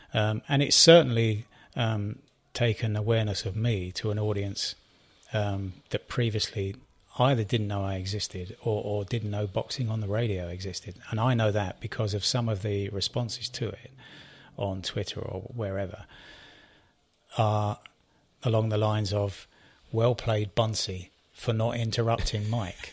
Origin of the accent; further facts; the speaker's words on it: United Kingdom; I'm British